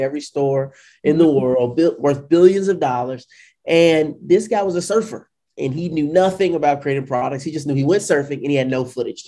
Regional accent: St. Louis, Missouri, United States; I was born and raised in St. Louis, Missouri

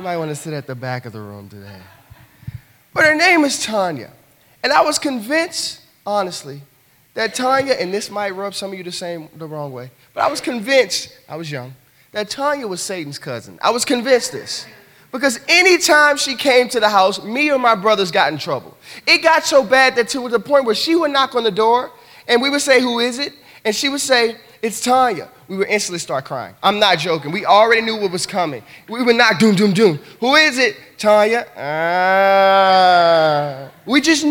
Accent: the South, United States; I'm from the South

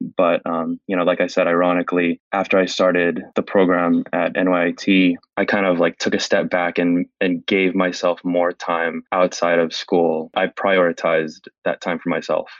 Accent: San Francisco, California, United States; I was born and raised in San Francisco

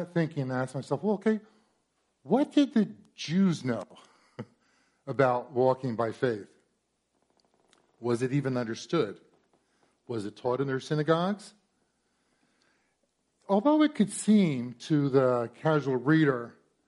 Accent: Warren, New Jersey, United States; moved away as an adult; I'm from here from Central Jersey. Grew up in Warren, back before it had fancy homes

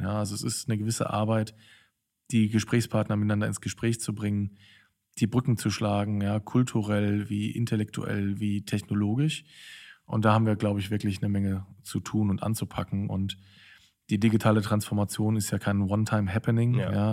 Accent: Cologne, North Rhine-Westphalia, Germany; moved away as an adult; also born or lived in Berlin; in Köln, in meiner alten Heimatstadt

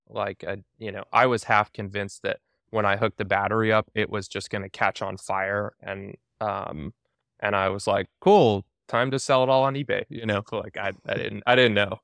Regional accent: Alaska, United States; my wife and I, we were actually, like, uh, we're from Alaska

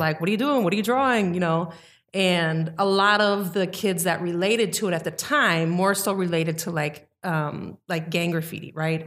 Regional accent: Mequon, Wisconsin, United States; I grew up in Mequon, a very dominant white community

